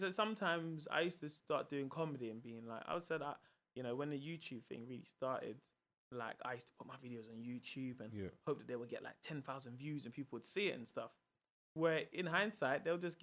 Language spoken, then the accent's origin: English; London, United Kingdom; also born or lived in Peckham; I'm from South London. I live in Peckham